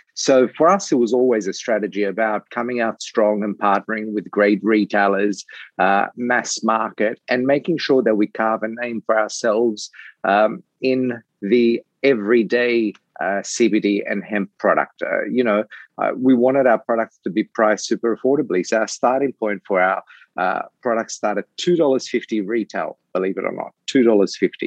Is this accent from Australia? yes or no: yes; Australia; moved away; I'm originally from Australia